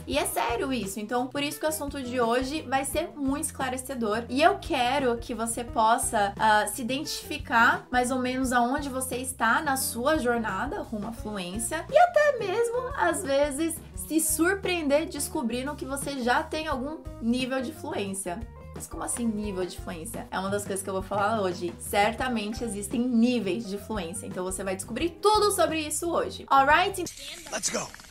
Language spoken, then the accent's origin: Portuguese; São Paulo, Brazil; accent: paulista; first language Portuguese; Eu sou paulista, não tenho, não importo com meu sotaque de paulista, todo mundo fala que eu sou do interior, sendo que eu não sou